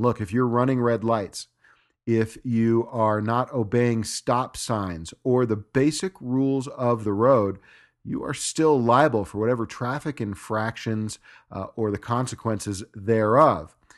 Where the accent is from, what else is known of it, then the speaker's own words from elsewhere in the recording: Los Angeles, California, United States; moved away as an adult; now in Park City, United States; Los Angeles is my hometown. I've only been here in Park City, Utah for four years